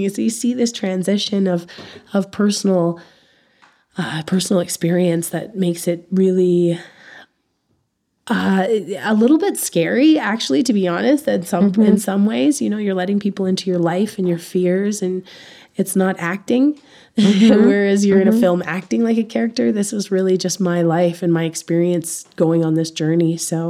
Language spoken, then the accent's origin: English; Canada; And you operate differently as a Canadian.